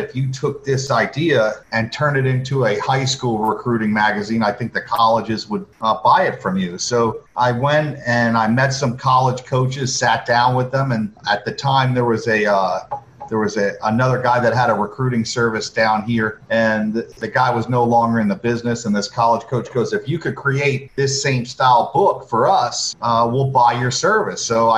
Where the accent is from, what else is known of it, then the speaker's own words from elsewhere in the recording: Florida, United States; Yeah, I went to Miami Palmetto Senior High School.